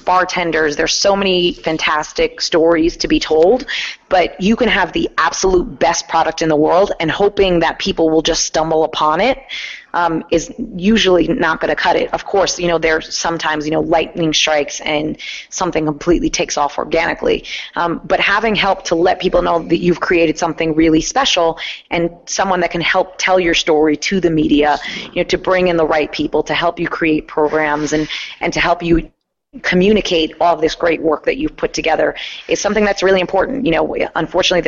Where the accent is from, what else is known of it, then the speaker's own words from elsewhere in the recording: Great Neck, New York, United States; I grew up in Great Neck, Long Island.